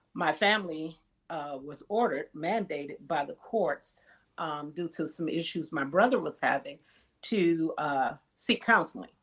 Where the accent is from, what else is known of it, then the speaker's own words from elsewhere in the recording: Wisconsin, United States; moved away; I'm originally from Wisconsin